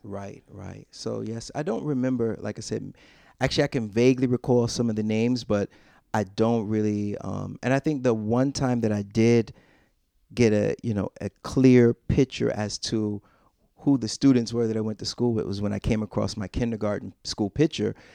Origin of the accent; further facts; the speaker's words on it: Rochester, New York, United States; I was born and raised, um, for the most part, I'm from Rochester, New York